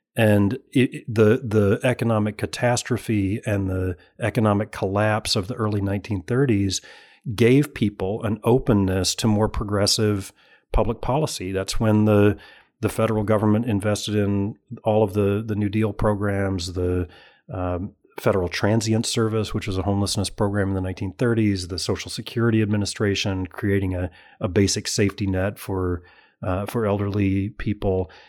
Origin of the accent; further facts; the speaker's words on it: Alabama, United States; moved away; I'm from Alabama originally